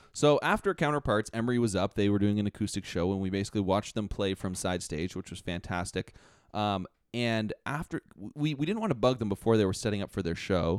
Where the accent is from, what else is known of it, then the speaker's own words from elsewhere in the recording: Toronto area, Ontario, Canada; we're from, we're from Canada, the Toronto area